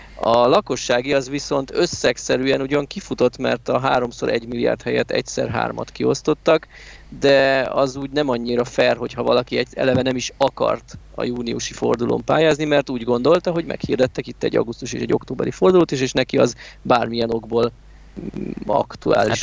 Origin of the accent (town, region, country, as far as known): Hungary